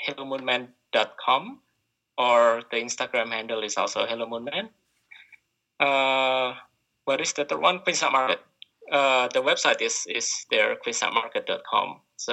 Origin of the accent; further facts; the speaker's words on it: Indonesia; Well, can't give up rice because I'm from Indonesia.